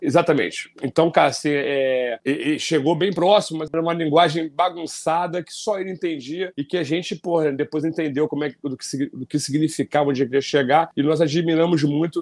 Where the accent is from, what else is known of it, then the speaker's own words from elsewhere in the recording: Rio de Janeiro, Brazil; Eu morava no Rio de Janeiro, nasci no Rio